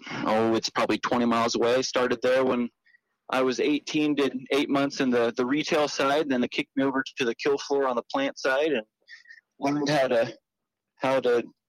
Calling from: Kansas, United States; Oh, I am here in central Kansas, in the middle of everything.

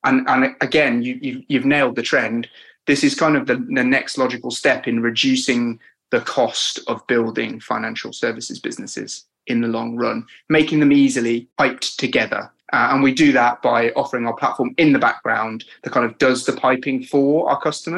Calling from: London, United Kingdom; I'm here from sunny London, Dan.

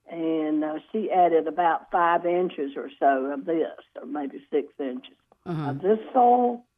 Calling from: Gibsonville, North Carolina, United States; I'm calling from Gibsonville.

